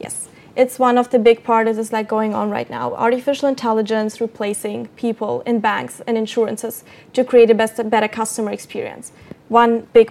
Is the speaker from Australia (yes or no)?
no; Copenhagen, Capital Region of Denmark, Denmark; I'm from Copenhagen.